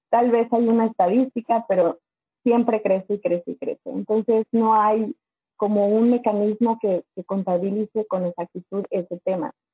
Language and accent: Spanish; Zinacantepec, State of Mexico, Mexico; moved away as an adult; now in Michigan, United States; soy del Estado de México, de un pueblito llamado Sinacantepec. Este, siempre digo Toluca porque Sinacantepec casi nadie lo conoce. Estamos, yo creo que a 15 minutos de Toluca, pero en ese pueblito yo me creé, crecí en Santa Cruz Cautenco